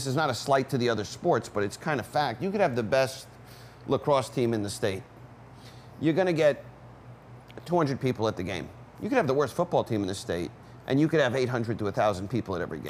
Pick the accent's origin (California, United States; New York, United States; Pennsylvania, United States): New York, United States; Monticello; growing up where I grew up in Monticello